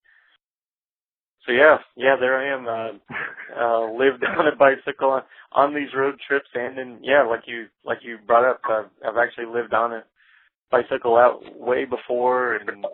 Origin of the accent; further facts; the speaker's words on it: Alexandria, Louisiana, United States; moved away; also born or lived in Shreveport, Louisiana; when I lived in North Louisiana for about 5 years in my hometown of Alexandria, Pineville